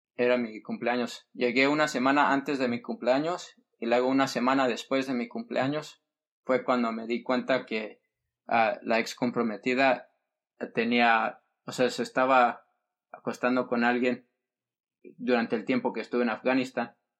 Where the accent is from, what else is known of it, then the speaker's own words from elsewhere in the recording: Fresno, California, United States; also born or lived in San Diego; Fresno, California, y donde, de donde soy yo, donde está toda mi familia